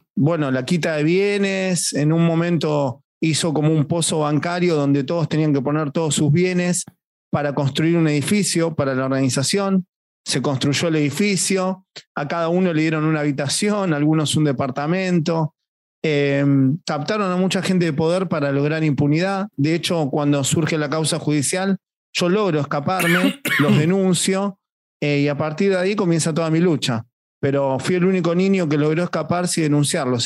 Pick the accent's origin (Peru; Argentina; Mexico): Argentina; mi país